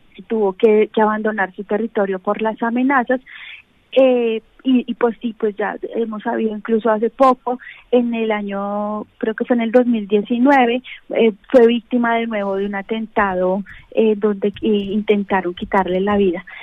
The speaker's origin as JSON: {"language": "Spanish", "country": "Colombia", "said": "como colombianos"}